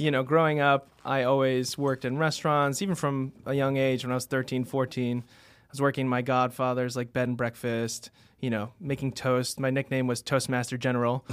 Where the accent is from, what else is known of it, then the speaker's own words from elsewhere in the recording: New York City, New York, United States; also born or lived in Finger Lakes, New York; I grew up in Queens, ended up going to school in Manhattan